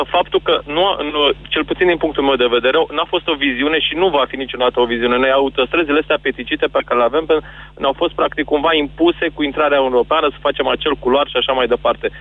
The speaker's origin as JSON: {"language": "Romanian", "town": "Brașov", "region": "Brașov County", "country": "Romania", "said": "sunt din Brașov"}